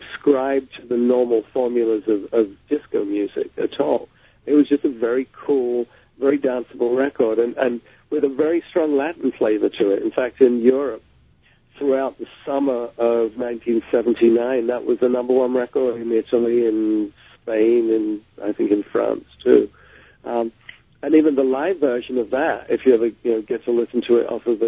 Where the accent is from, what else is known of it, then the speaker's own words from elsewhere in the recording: London, United Kingdom; growing up in London